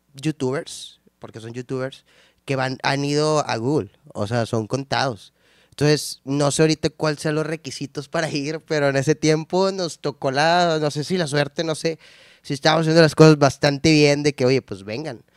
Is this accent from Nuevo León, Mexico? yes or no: yes; San Nicolás de los Garza, Nuevo León, Mexico; soy de San Nico, toda la vida he vivido ahí, todavía vivo ahí, entonces, de San Nico